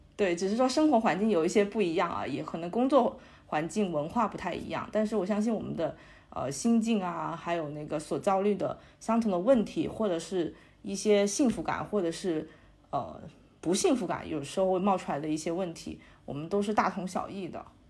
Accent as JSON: {"language": "Chinese", "region": "Guangdong", "country": "China", "also_born_or_lived": "Beijing", "moved": "as an adult", "lives_now": "Shanghai, China", "said": "我家在广东，其实离北京特别远"}